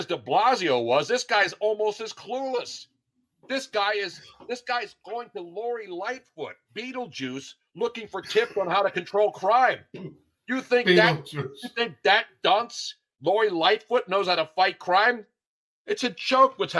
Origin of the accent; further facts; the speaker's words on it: Philadelphia, Pennsylvania, United States; it's my hometown